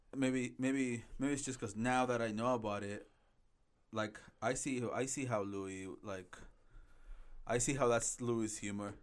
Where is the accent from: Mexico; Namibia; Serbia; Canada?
Mexico; moved away; I was born in Mexico